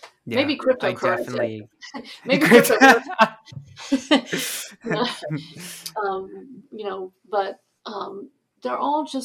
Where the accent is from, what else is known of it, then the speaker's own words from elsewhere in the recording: the South, United States; I grew up in the South